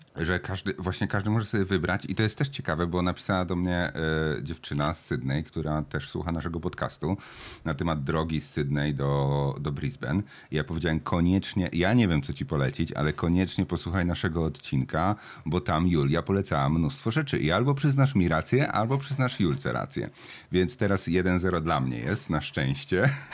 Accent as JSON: {"language": "Polish", "town": "Jelenia Góra", "region": "Lower Silesian Voivodeship", "country": "Poland", "also_born_or_lived": "Wrocław, Poland", "moved": "as an adult", "lives_now": "Australia", "said": "z Polski pochodzę z Jeleniej Góry Wrocławia"}